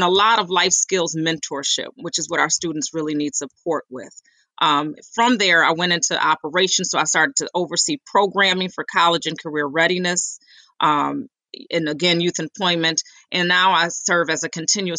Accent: Rochester, New York, United States; I grew up here in Rochester on Roslyn Street, actually, in the 19th Ward

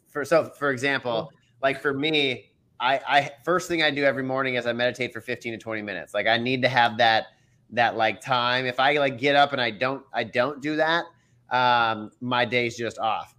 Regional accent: Minnesota, United States; now in Dallas-Fort Worth, United States; I'm from Minnesota

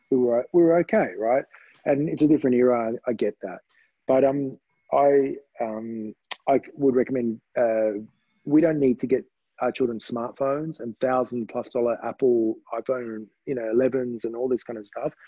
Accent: Australia; my parents were Romanian, and um, I was born in Australia.

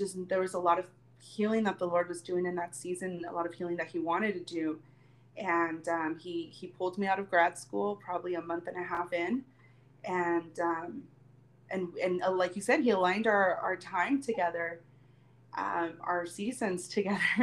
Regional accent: Long Beach, California, United States; moved away as an adult; also born or lived in Mexico City, Mexico; now in Mexico; I was born in Mexico City, raised in Long Beach, California, and now I'm back here

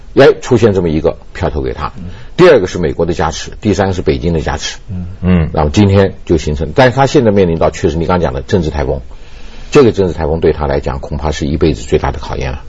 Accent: Taiwan; 我在台湾出生长大，到现在为止，我自己现在六十多岁了

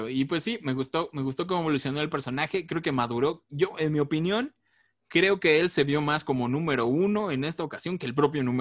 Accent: Mexico; somos mexicanos

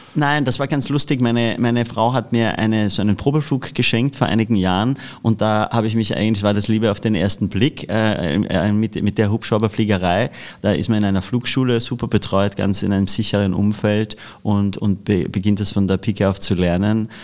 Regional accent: Austria; moved away as an adult; now in Germany; als Österreicher

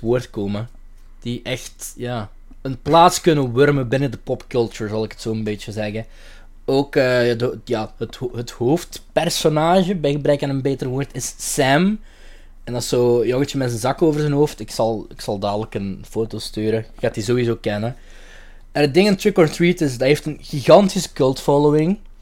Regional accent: Limburg, Flanders, Belgium; ik ben van Limburg

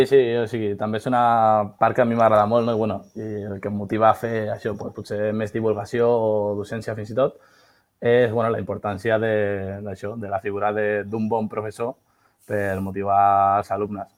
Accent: El Prat de Llobregat, Catalonia, Spain; soc aquí un ciutadà del Prat de Llobregat de tota la vida

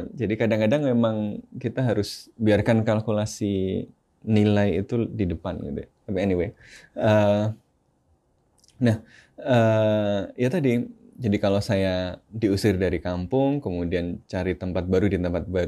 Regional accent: Rakhine State, Myanmar; now in Indonesia; kalau saya stay di Arakan, saya stay di uh, Rehain itu dibunuh, kampung saya dibakar kan.

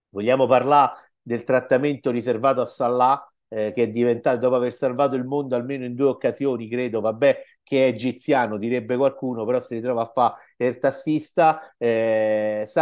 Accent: Rome, Lazio, Italy; Dicevo, da romano e romanista sono molto orgoglioso perché gli antichi romani hanno fatto il culo così ai nazisti

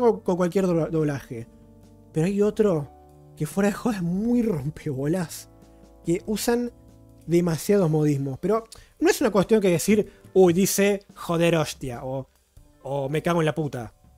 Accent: Argentina; soy argentino

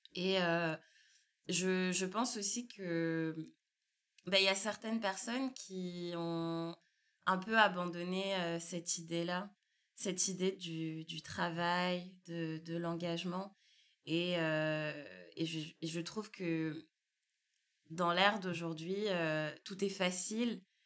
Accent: France; also born or lived in Martinique; j'ai grandi, je suis née, j'ai grandi en France hexagonale

